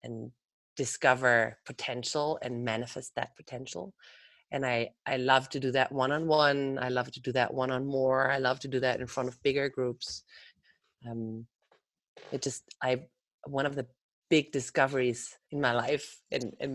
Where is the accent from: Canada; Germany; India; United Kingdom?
Germany; also born or lived in Netherlands / Amsterdam, Netherlands; now in United States; I am originally from Germany. I lived in Holland more than half of my life.